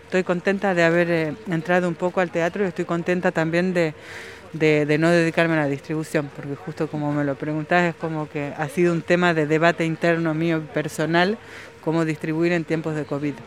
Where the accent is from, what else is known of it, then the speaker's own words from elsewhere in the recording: Argentina; moved away as an adult; also born or lived in Buenos Aires / Paris; now in Palma de Mallorca, Spain; No soy una argentina en París, pero lo fui en algún momento.